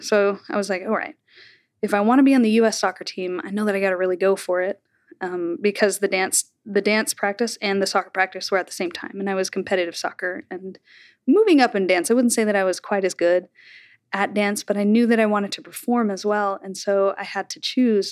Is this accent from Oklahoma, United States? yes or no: yes; Bartlesville, Oklahoma, United States; accent: Oklahoma drawl; moved away as an adult; also born or lived in Elon, North Carolina; now in New York, United States; I grew up in Bartlesville